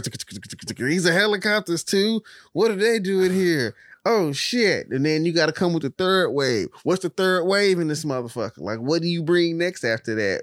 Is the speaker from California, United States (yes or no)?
no; Texas, United States; as a Texan